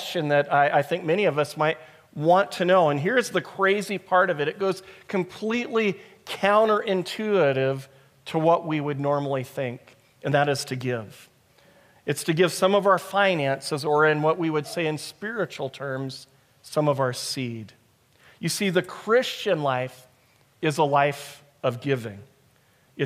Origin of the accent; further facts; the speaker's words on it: United States; moved away; I'm from America